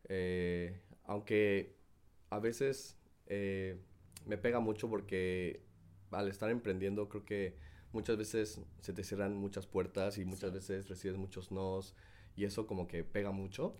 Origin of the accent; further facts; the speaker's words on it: Mexico City, Mexico; moved away as an adult; now in South Korea; yo salí de México cuando tenía 19 años. Ah, Entonces, pues estaba estudiando, estaba... Pues, en realidad me quedé mucho en, mi ciudad, ¿no? En la Ciudad de México